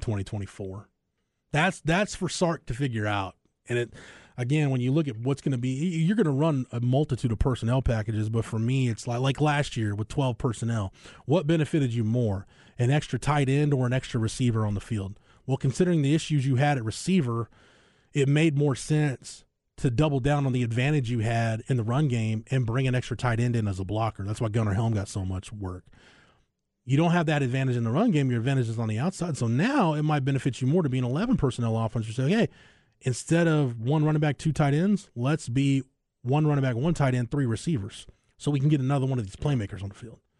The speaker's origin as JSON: {"language": "English", "town": "Florence", "region": "Texas", "country": "United States", "tie": "born or raised there", "said": "where I grew up in Florence, America"}